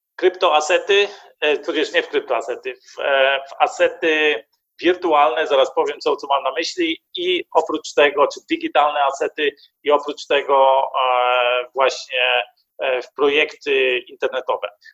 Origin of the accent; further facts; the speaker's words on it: Germany; Ja jestem Niemcem. Mieszkam w Niemczech